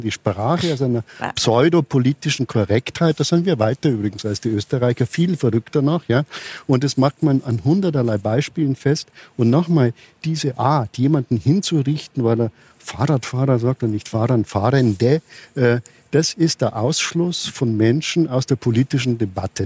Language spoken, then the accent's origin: German; Frankfurt, Hesse, Germany; in meiner Heimatstadt in Frankfurt